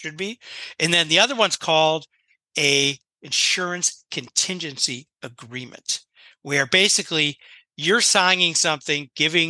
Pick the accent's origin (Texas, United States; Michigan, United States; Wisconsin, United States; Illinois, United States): Illinois, United States; Chicago; moved away as an adult; now in Florida, United States; I come from Chicago.